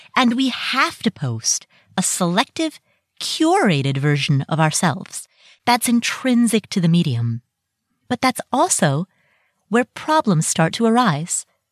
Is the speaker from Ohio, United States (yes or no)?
yes; Ohio, United States; also born or lived in Kathmandu, Nepal; I moved to the U S, and I grew up in Ohio